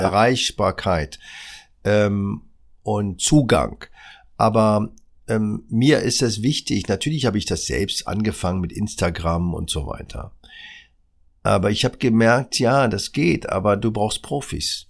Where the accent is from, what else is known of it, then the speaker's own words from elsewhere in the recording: Berlin, Germany; Ich bin in der Charité geboren